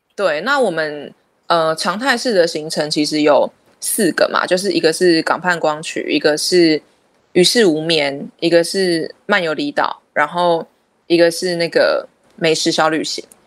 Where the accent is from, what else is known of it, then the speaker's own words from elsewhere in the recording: Keelung, Taiwan; 土生土长哦，对啊，在基隆出生，嗯。然后，呃，在基隆读书到高中毕业